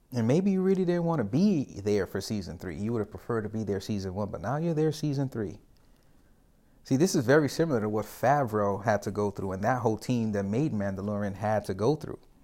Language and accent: English; New York City, New York, United States; I'm a New Yorker